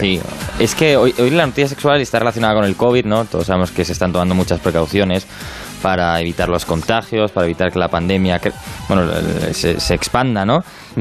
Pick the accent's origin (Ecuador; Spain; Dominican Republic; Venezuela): Spain; Madrid, Community of Madrid; siendo madrileño